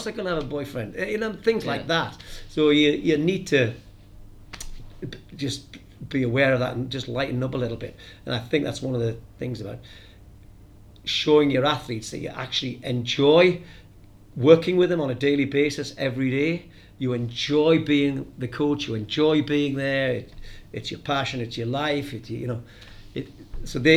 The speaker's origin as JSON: {"language": "English", "area": "the North East", "region": "North East England", "country": "United Kingdom", "moved": "yes", "said": "I come from the Northeast"}